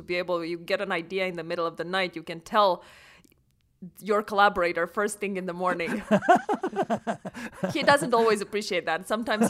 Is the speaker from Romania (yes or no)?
yes; Romania; English is a second language; I grew up in Romania, and I grew up on a farm, actually.